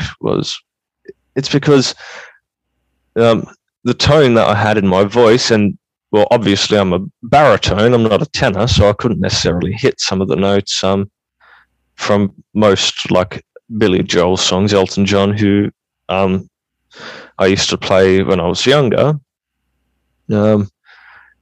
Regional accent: Australia; I was born in Australia.

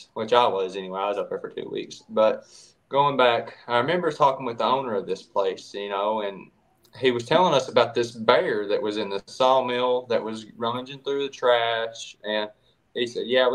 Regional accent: East Tennessee, United States; I'm from East Tennessee, born and raised.

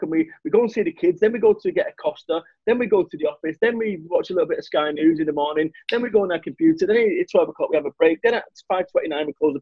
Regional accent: Manchester, North West England, United Kingdom; moved away as an adult; also born or lived in Somerset; I'm from Manchester

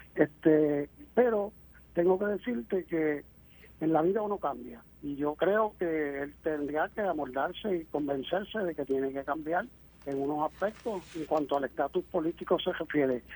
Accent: Cabo Rojo, Puerto Rico; also born or lived in Mayagüez; soy cabojoeño mayagüezano, porque nací en Cabo Rojo, pero mi niñez y mi adolescencia la pasé entre los dos pueblos

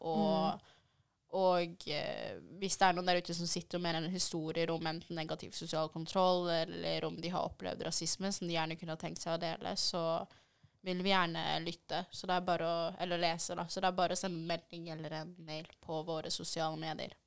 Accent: DR Congo; now in Norway; vi er fra Den demokratiske republikken Kongo

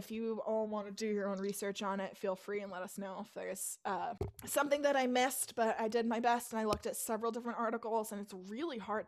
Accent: Massachusetts, United States; I grew up in Massachusetts. And Fall River is not far from me.

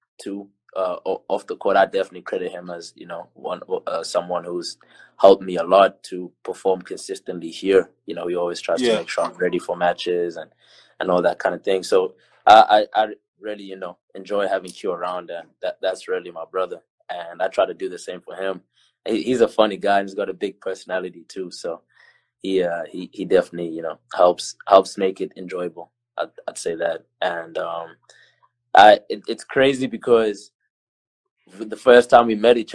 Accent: South Africa; moved away as an adult; now in United States; being the South African player

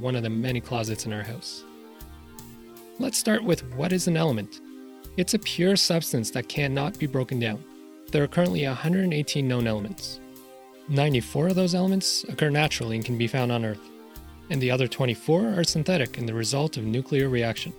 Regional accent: Canada; As a Canadian

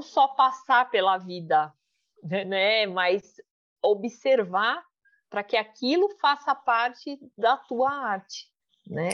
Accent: Brazil; sou brasileira

